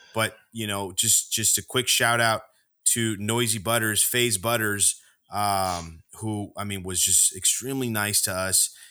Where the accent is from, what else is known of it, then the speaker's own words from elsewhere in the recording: Texas, United States; We're from Texas